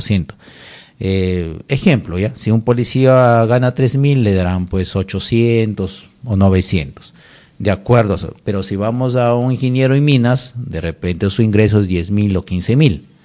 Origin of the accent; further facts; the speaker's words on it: Jumbilla, Amazonas, Peru; moved away; also born or lived in Lima; de mi tierra Jumbilla, Bongará, de mi tierra Jumbilla, hermosa